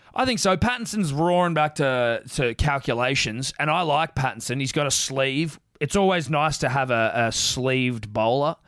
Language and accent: English; Southern Highlands, outside Sydney, New South Wales, Australia; I grew up in, uh, outside of Sydney, Mm. Southern Highlands region.